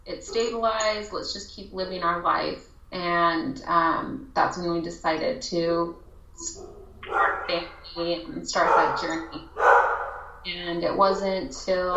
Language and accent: English; Colorado, United States; I'm actually from Colorado. Grew up there